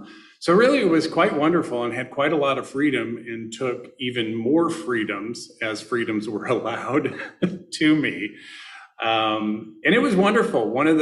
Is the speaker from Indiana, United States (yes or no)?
yes; Northwest Indiana, United States; I was born in Indiana. I was born in Northwest Indiana, which some people don't consider a part of Indiana, since it is on the central time zone. So we get all of Chicago radio and television and things of that nature.